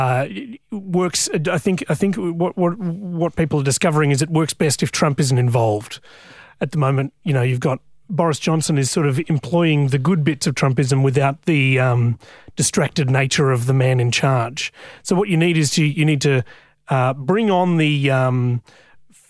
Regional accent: Newcastle, New South Wales, Australia; I grew up in Newcastle

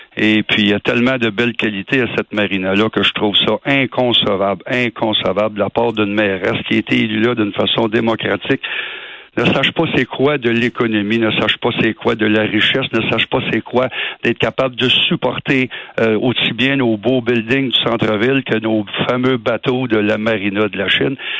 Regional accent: Montreal, Quebec, Canada; On est des Montréalais

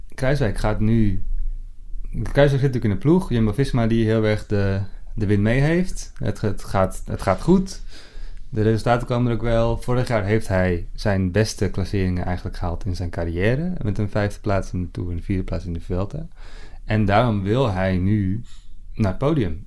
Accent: Netherlands; wij dat als, als, als Nederlanders

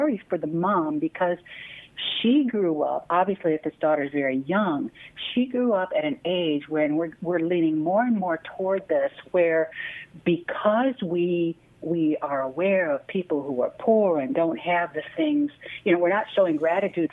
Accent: Midwest, United States; I'm a Midwesterner

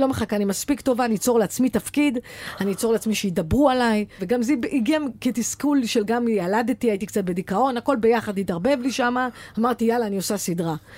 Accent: the Krayot, Haifa District, Israel; moved away; אני באה מהקריות

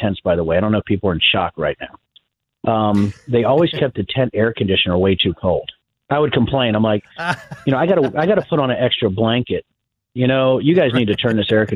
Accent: Virginia, United States; moved away; I was originally from Virginia, my dad was an electrician at the University of Virginia

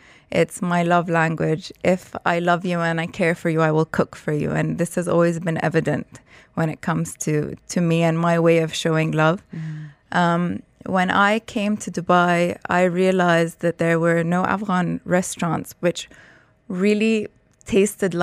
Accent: London, United Kingdom; I grew up in London and my entire family was living in London

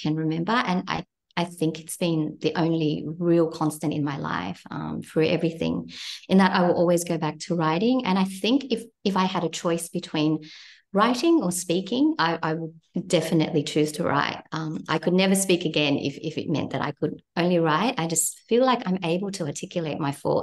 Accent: Cabramatta, New South Wales, Australia; moved away as an adult; now in New Zealand; I was here in New Zealand, and I was feeling really nostalgic for my hometown of Cabramatta

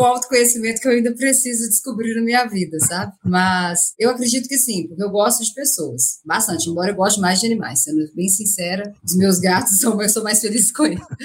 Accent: Minas Gerais, Brazil; accent: mineiro; moved away as an adult; now in São Paulo, Brazil; Eu sou mineira, vocês vão ver pelo sotaque, né? Bem forte.

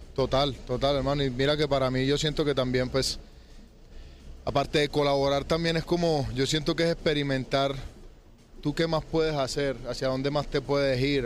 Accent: Colombia; aparte de Colombia, pues que es de donde yo soy

